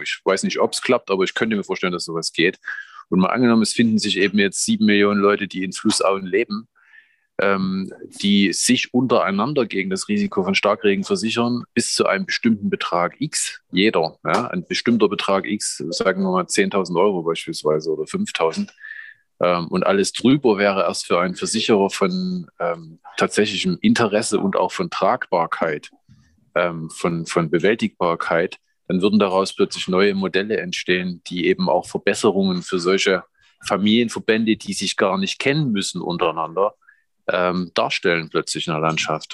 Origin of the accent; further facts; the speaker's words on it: Grimma, Saxony, Germany; ich stamme aus Grimma, äh, in Sachsen